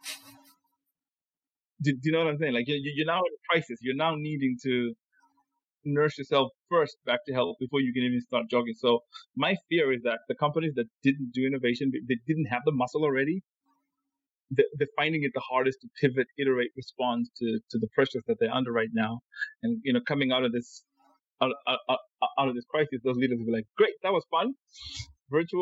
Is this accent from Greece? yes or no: no; Zimbabwe; I'm from Zimbabwe